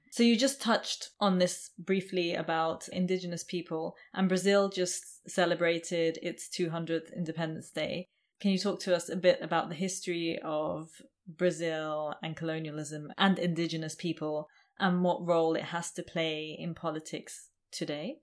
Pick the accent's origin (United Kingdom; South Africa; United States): United Kingdom; England; I come from England